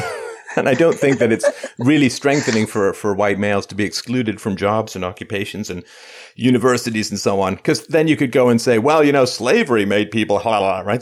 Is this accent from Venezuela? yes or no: no; Ireland; I come from Ireland, which was enslaved